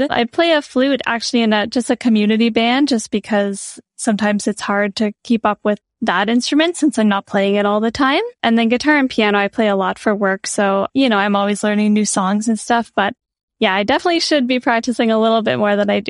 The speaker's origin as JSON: {"language": "English", "region": "Prince Edward Island", "country": "Canada", "tie": "born or raised there", "also_born_or_lived": "Nova Scotia", "moved": "yes", "lives_now": "Toronto, Canada", "said": "I grew up on Prince Edward Island on the east coast of Canada. I went to school in Nova Scotia and I've been in Toronto for the past four years"}